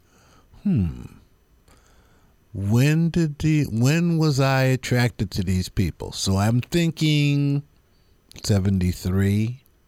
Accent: East Coast, United States; moved away; also born or lived in San Francisco; I was like from the East Coast

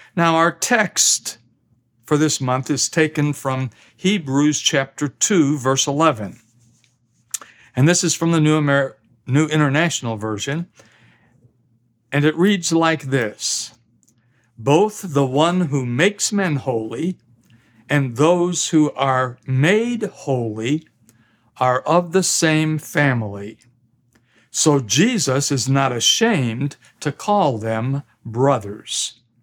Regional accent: Midwest, United States; moved away; also born or lived in US South; I'm a Midwesterner by birth, but a Southerner by marriage and by conviction

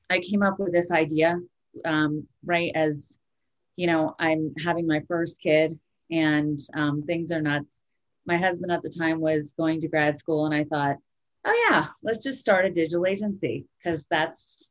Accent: Vermont, United States; I grew up in Vermont. I was born and raised in a small ski town

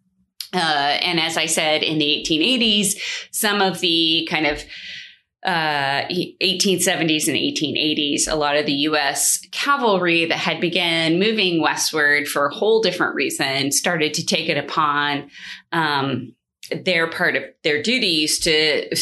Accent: California, United States; I grew up in California, and so we were like an hour from Sequoia, a couple of hours from Yosemite

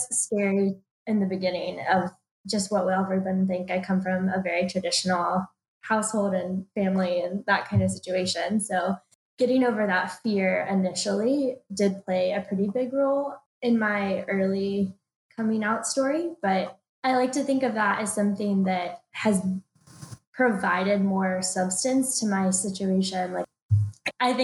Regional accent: Dallas, Texas, United States; moved away as an adult; also born or lived in Athens, Georgia; now in Atlanta, United States; I grew up in Dallas, Texas, so moving to the University of Georgia for school was kind of a big jump for me

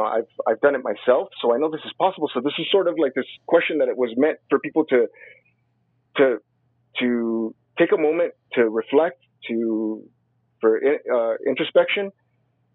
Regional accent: Compton, California, United States; I was raised in Compton

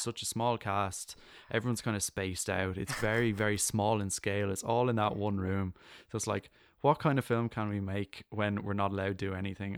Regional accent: Ireland; I'm I'm Irish

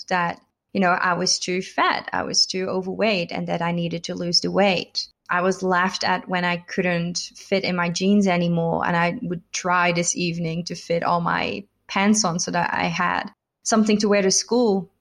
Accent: Netherlands; also born or lived in United States; now in Melbourne, Australia; I'm originally from the Netherlands, so I've kind of been all over

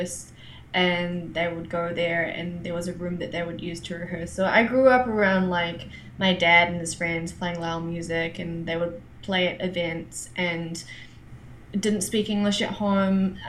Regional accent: New Zealand; I was born in New Zealand

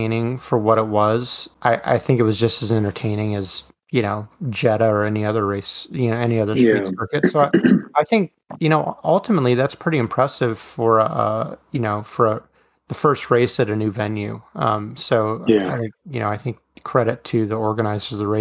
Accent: United States; as a as an American

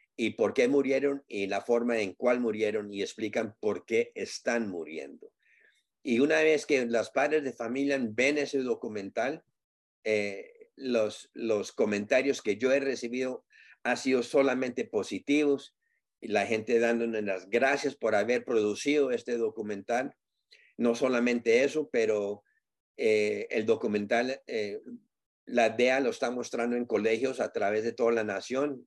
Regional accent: Colombia; como decimos nosotros en Colombia

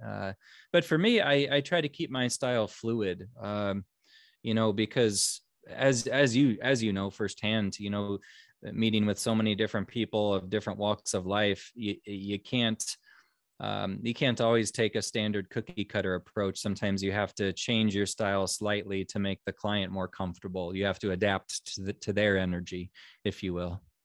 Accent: Omaha, Nebraska, United States; born and raised in Omaha, Nebraska, right smack dab in the middle of the United States.

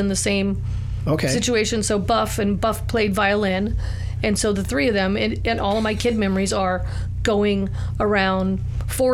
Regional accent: Sonoma, California, United States; Right here in Sonoma Valley, born at Sonoma Hospital.

